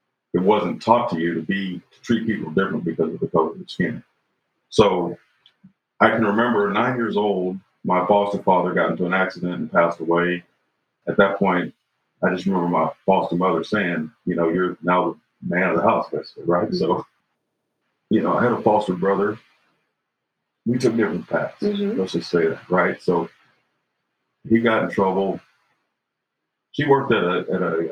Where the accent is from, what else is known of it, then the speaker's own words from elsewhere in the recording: Chanute, Kansas, United States; also born or lived in Fort Scott, Kansas; We moved from Fort Scott to Chanute, Kansas.